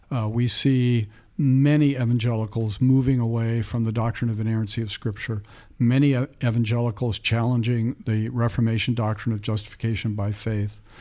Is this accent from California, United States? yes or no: yes; San Francisco Bay Area, Northern California, United States; I was raised in the San Francisco Bay Area in Northern California